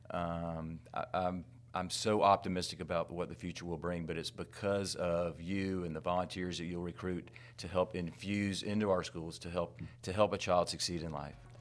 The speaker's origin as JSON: {"language": "English", "town": "Tallahassee", "region": "Florida", "country": "United States", "tie": "born or raised there", "said": "I was born in Tallahassee fifty-eight years ago"}